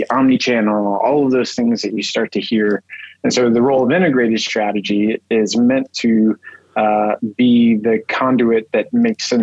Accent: Texas, United States; I grew up in Texas

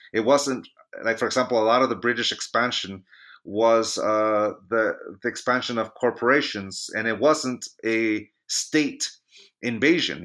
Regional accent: Chula Vista, California, United States; moved away as an adult; now in Reno, United States; My hometown of San Diego, California

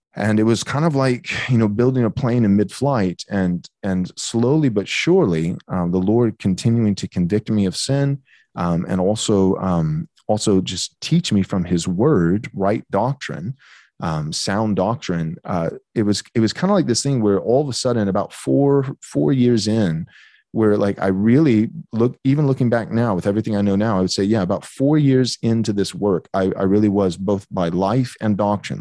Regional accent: Bay City, Texas, United States; I grew up in a pastor's home, um, in Bay City, Texas. So I was born and raised in Texas.

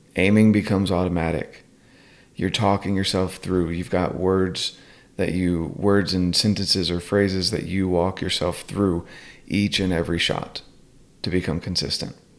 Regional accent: North Carolina, United States; I'm from North Carolina

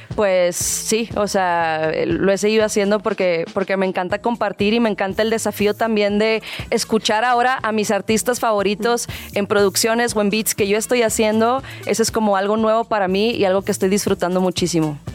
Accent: Monterrey, Nuevo León, Mexico; moved away as an adult; now in Mexico City, Mexico; Los dos somos de Monterrey

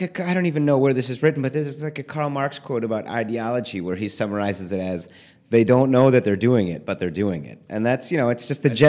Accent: Midwest, United States; I mean, so I'm from the Midwest. Most of my family is from Detroit.

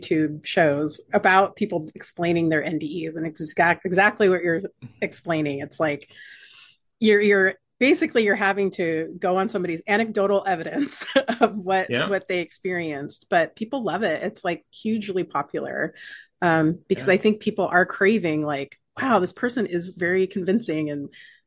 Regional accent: United States; we grew up in America

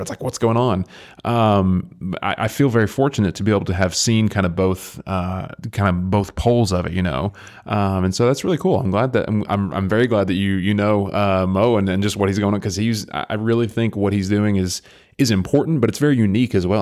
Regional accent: near Athens, Tennessee, United States; I live, I grew up right next to it. I mean, I'm a county away from it.

